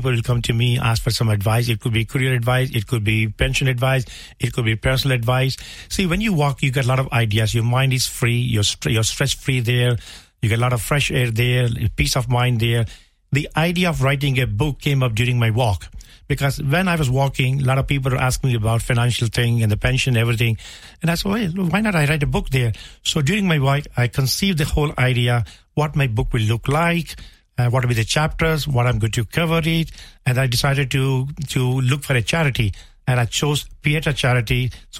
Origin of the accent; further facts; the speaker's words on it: India; now in Limerick, Ireland; I'm originally from India.